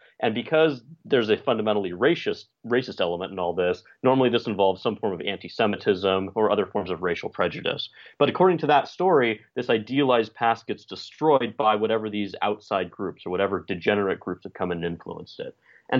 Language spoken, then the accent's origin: English; California, United States; California, my home state